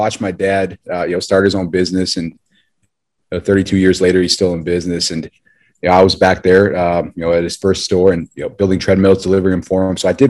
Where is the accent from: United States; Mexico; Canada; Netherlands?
United States; Buffalo, New York; Grew up Buffalo, New York, middle of the five brothers.